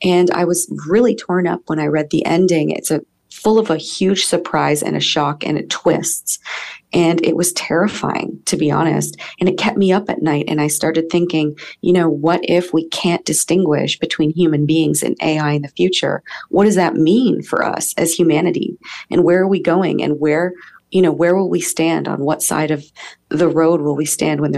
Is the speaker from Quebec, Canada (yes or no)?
no; Niagara Falls, Ontario, Canada; my hometown or around my hometown